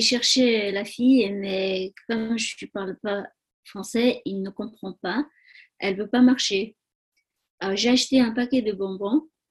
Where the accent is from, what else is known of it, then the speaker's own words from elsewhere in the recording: Tibet, China; French is a second language; moved away as an adult; also born or lived in Nepal / India; now in France; je suis née au Tibet j'ai grandi au Tibet, j'ai fait les études au Tibet.